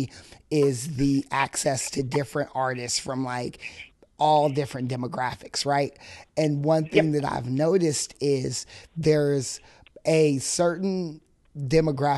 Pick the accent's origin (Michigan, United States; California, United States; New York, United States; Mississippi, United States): California, United States; Fresno; growing up in Fresno, I went to Ernie Pyle